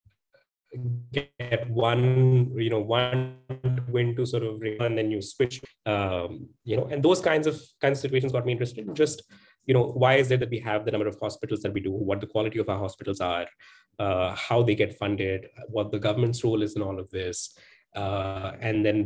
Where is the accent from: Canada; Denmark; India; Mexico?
India; Jamshedpur, Jharkhand; moved away as an adult; also born or lived in United States / Delhi; I was born and raised in Jamshedpur, which is a very nice town in Jharkhand.